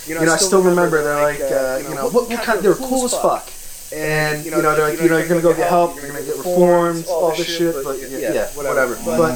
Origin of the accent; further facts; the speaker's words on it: New Jersey, United States; I grew up in Marstown, Upper North Jersey area.